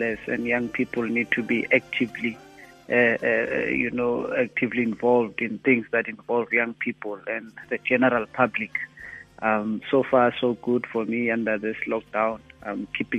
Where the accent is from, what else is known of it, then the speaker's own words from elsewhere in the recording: Klerksdorp, North West, South Africa; moved away as an adult; now in Gauteng, South Africa; I was born in Joburg, the township just south of a mining town called Klerksdorp in the northwest. It's now called Matlosana, that municipality. My family moved there from the Eastern Cape, obviously due to labor migrations in the 80s. I lived there until I was 19